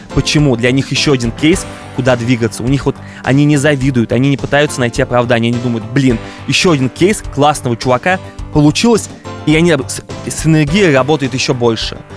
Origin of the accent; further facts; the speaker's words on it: Ulyanovsk, Ulyanovsk Oblast, Russia; moved away; also born or lived in Moscow / Los Angeles; я из Ульяновска, и Ульяновск для меня все еще такая альма-матер